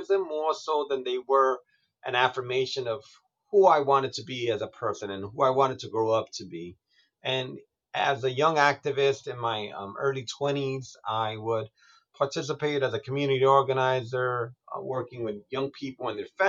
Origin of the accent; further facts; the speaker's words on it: New York City, New York, United States; As a Puerto Rican growing up in New York City